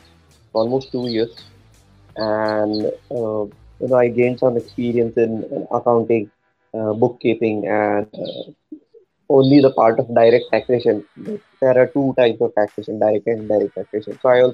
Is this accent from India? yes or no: yes; Mumbai, Maharashtra, India; growing up in Mumbai, a typical middle class family